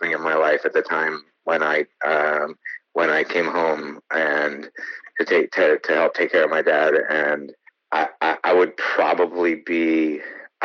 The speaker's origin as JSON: {"language": "English", "region": "Maine", "country": "United States", "tie": "born or raised there", "also_born_or_lived": "New York", "moved": "as an adult", "said": "I grew up in Maine and then I spent most of my adult life in New York, and then I came back to Maine"}